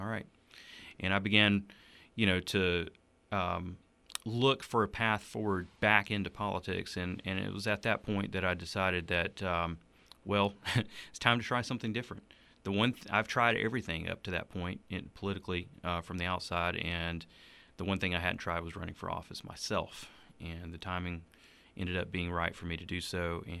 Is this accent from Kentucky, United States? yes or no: no; Donalds, South Carolina, United States; also born or lived in Anderson, South Carolina / Townville, South Carolina; I grew up in rural Donald, South Carolina, where he pastored for the, for twelve years.